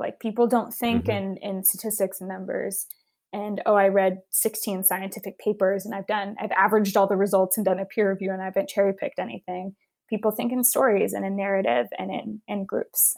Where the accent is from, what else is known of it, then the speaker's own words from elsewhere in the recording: Houston, Texas, United States; I grew up in Houston, Texas.